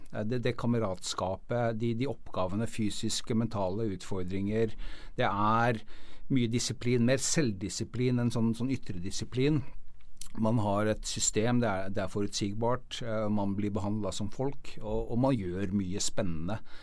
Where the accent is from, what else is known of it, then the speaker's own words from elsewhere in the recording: Norway; vi som nordmenn